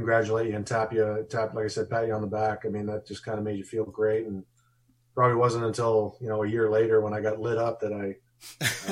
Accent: Edmonton, Alberta, Canada; first language German; English is a second language; also born or lived in Johannesburg, South Africa; when we grew up, when I lived in Canada, we were just landed immigrants.

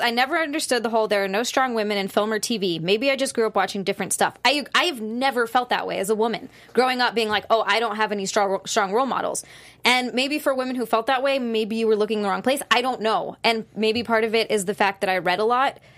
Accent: Hawaii, United States; I'm from Hawaii. I used to live in a bikini

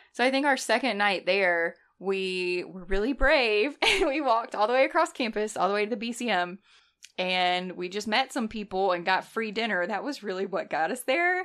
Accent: North Alabama, United States; I grew up in North Alabama, so we weren't near a college town either

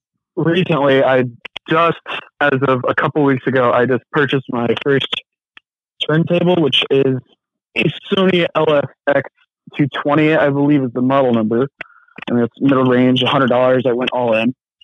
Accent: Illinois, United States; I'm not actually from the South. A little nervous. I'm from.

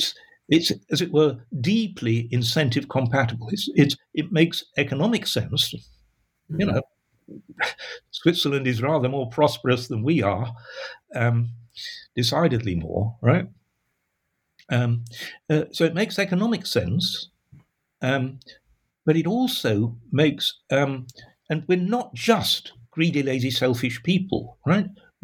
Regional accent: Sheffield, Yorkshire and the Humber, United Kingdom; all the things that were the hallmark of a Sheffield lad when I grew up in Sheffield, right?

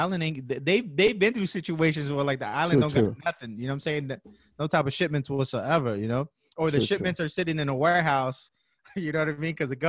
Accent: Bronx, New York, United States; Like, I'm from the Bronx.

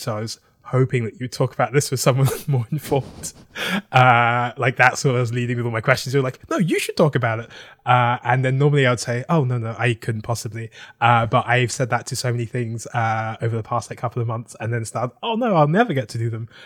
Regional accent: London, United Kingdom; moved away as an adult; now in Brooklyn, United States; I am from London, uh, South London

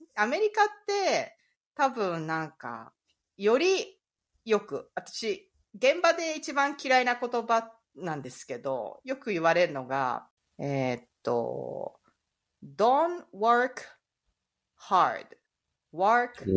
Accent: Japan; moved away as an adult; now in Florida, United States; アメリカで長いこといますけど、うんうん、やっぱり自分の国ではないっていう感じで、こっちでは外国人みたいな感じで過ごしてるんで

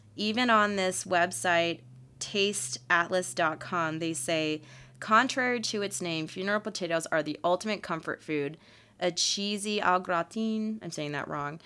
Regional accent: Oscoda, Michigan, United States; now in Utah, United States; I was actually born in Michigan in the U P

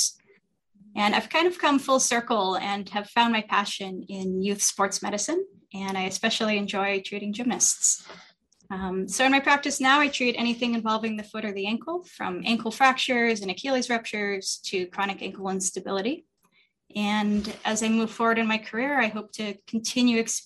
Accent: Northern California, United States; I grew up in Northern California

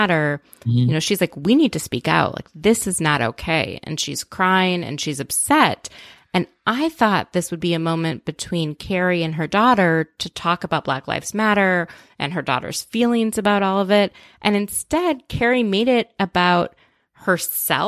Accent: Minnesota, United States; I grew up in Minnesota and there were tornadoes

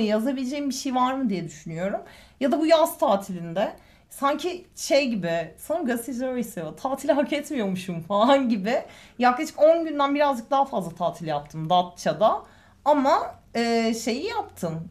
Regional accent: Eskişehir, Turkey; moved away as an adult; now in Istanbul, Turkey; ben Eskişehirliyim.

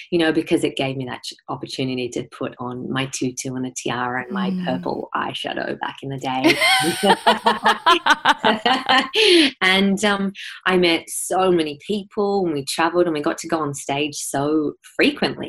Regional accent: Ararat, Victoria, Australia; I grew up in Ararat, and it's a small country town

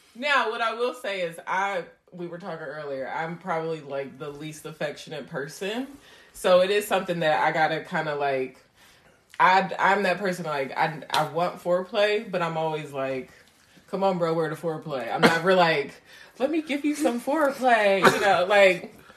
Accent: New York City, New York, United States; I come from the Linden area, the Windsor Terrace

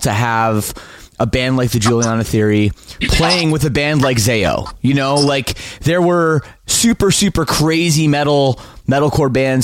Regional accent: Toronto, Ontario, Canada; I grew up in the Toronto suburbs.

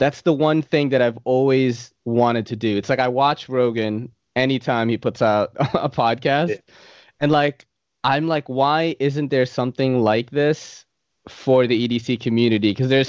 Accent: Philippines; maybe they'll ask me what nationality I am, and I'll be like, oh, I'm Filipino, you know? The Japanese and the Spaniards like took over my country and made us look way better.

